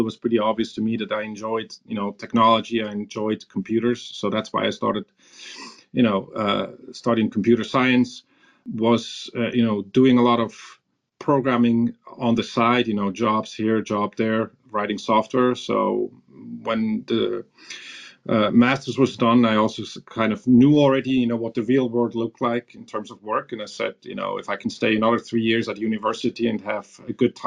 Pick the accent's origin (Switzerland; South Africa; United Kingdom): Switzerland; near Zurich; also born or lived in Iran / Tulsa, Oklahoma; I grew up in Switzerland with a brother, so small town, you know, somewhere near Zurich.